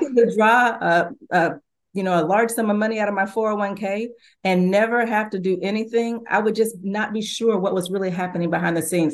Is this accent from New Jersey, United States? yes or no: no; Louisville, Kentucky, United States; I grew up in Louisville, Kentucky with, uh, Muhammad Ali